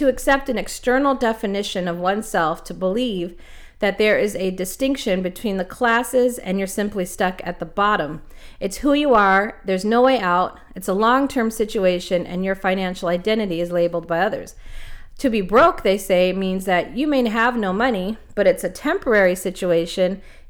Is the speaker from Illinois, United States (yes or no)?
no; Los Angeles, California, United States; I'm originally from Los Angeles, and growing up, I didn't really see or feel that tug